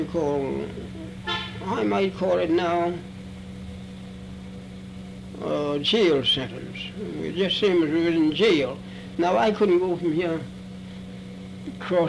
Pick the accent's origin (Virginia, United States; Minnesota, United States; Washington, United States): Virginia, United States; Charlottesville; I was born in Charlottesville, Virginia.